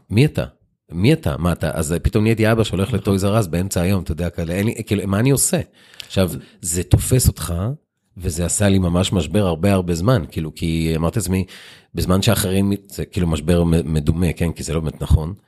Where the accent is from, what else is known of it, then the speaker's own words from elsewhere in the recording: Israel; also born or lived in Lod; המעבר מהיישוב הקטן לעיר הגדולה